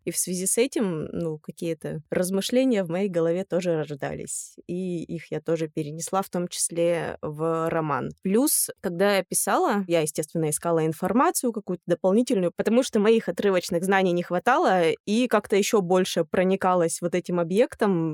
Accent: Yekaterinburg, Sverdlovsk Oblast, Russia; moved away as an adult; also born or lived in Verkhnyaya Pyshma; now in Moscow, Russia; я родом из Верхней Пышмы, если быть точным. Жила я в Екатеринбурге, училась в Екатеринбурге и прожила там, собственно, до двадцати лет

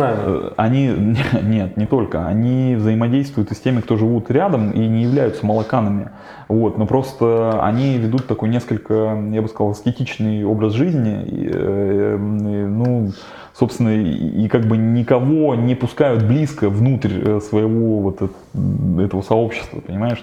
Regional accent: Kirov, Kirov Oblast, Russia; moved away; приехал на триатлон в родной город Киров

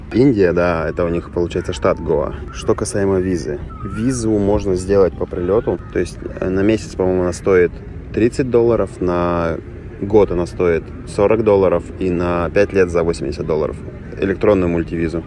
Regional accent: Russia; я из России

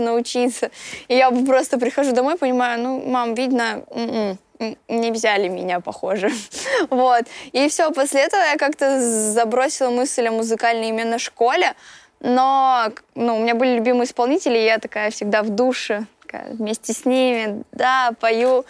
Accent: Voronezh, Voronezh Oblast, Russia; я из Воронежа и группа «…» именно оттуда

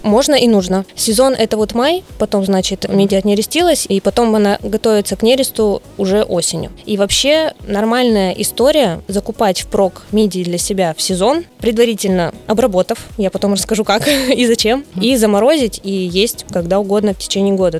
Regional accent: Khabarovsk Krai, Russia; now in Vladivostok, Russia; Я сама из Хабаровского края, и когда переехала в Владивосток

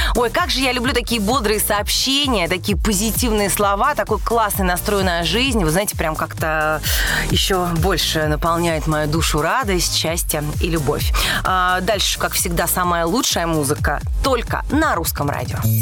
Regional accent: Moscow, Russia; родилась в Москве

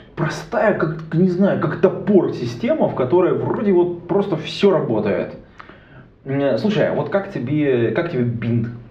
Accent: Irkutsk, Irkutsk Oblast, Russia; now in Saint Petersburg, Russia; я из Иркутска

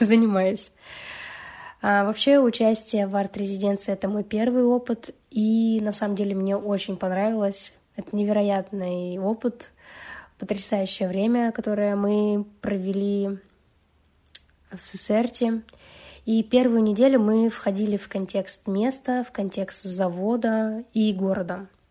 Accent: Yekaterinburg, Sverdlovsk Oblast, Russia; я художница из Екатеринбурга

